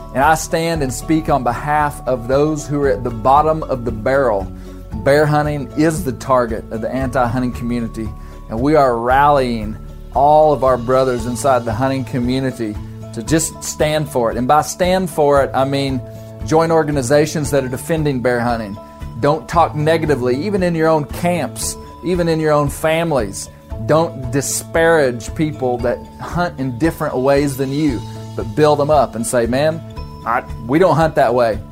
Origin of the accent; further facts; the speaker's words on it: Arkansas, United States; right here in my home state of Arkansas